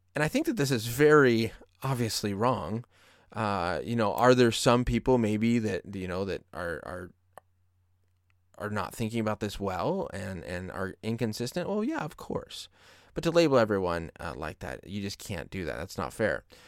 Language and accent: English; Colorado, United States; now in California, United States; my home state of Colorado